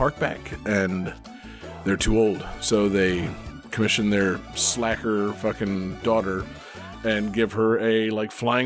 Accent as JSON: {"language": "English", "region": "Florida", "country": "United States", "tie": "born or raised there", "said": "I'm a Florida baby."}